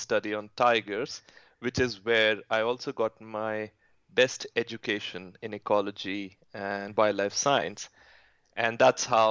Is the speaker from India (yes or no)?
yes; Bhopal, Madhya Pradesh, India; moved away; also born or lived in Bishkek, Kyrgyzstan; I was born in India. I grew up in a city called Bhopal in central India.